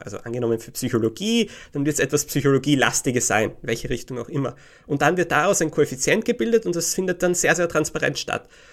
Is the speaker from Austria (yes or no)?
yes; Graz, Styria, Austria; moved away as an adult; also born or lived in England; in meiner Heimatstadt Graz